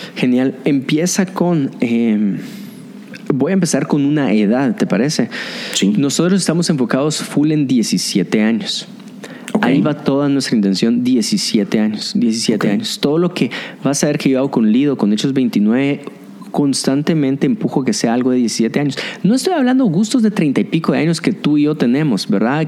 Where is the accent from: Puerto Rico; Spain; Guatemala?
Guatemala; mi gente guatemalteca